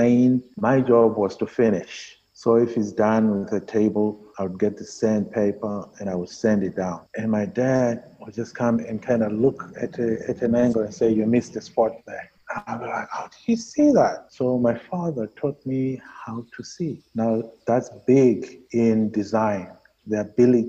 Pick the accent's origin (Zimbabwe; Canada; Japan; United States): Zimbabwe; moved away as an adult; I said, Zimbabwe.